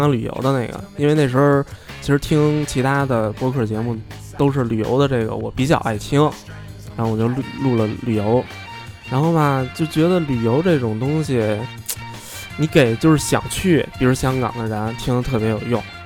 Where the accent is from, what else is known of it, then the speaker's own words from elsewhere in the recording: Beijing, China; 咱们是北京的，真 是土生土长的孩子